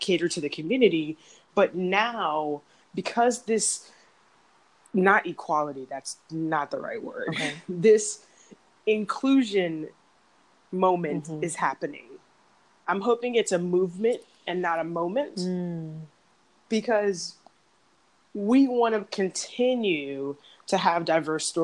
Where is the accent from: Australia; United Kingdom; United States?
United States; Arlington, Virginia; also born or lived in San Diego, California; I was born in San Diego, but grew up in Arlington, Virginia